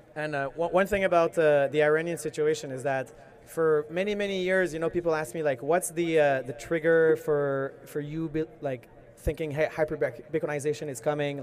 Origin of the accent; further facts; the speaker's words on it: Canada; I'm a Canadian citizen